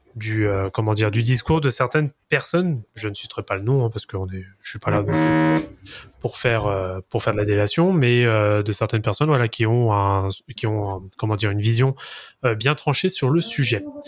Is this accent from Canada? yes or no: no; France; en tant que bon français